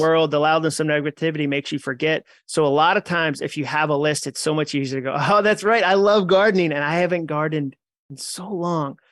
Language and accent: English; New England, United States; I grew up in New England with, like, a Goodwill Hunting size chip on my shoulder.